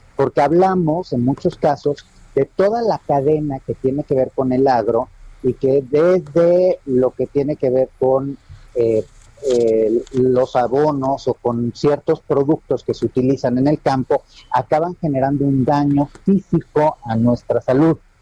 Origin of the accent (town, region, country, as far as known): Mexico